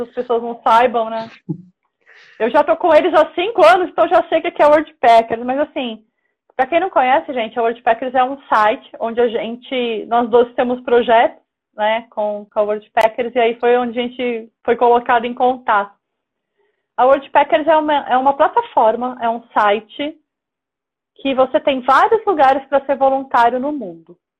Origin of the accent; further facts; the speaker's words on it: Praia Grande, São Paulo, Brazil; now in São Paulo, Brazil; eu moro em São Paulo, mas eu sou do litoral de São Paulo. Eu nasci na Praia ah, Grande.